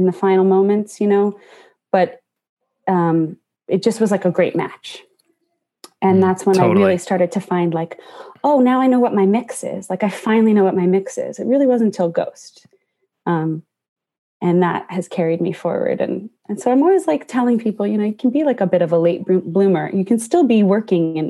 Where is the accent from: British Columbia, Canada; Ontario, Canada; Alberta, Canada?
Ontario, Canada; just outside of Toronto; moved away; I grew up just outside of Toronto